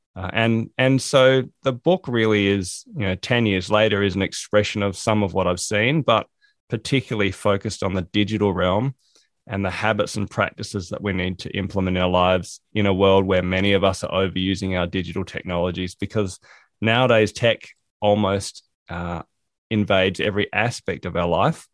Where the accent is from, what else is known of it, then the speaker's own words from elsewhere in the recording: South Australia, Australia; moved away as an adult; also born or lived in England; now in Hobart, Australia; I grew up in South Australia.